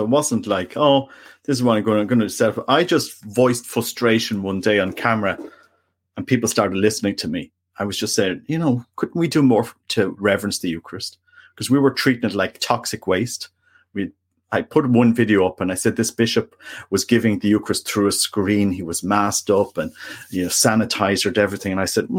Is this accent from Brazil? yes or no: no; Canada; also born or lived in Ireland; I'm Canadian. And Irish.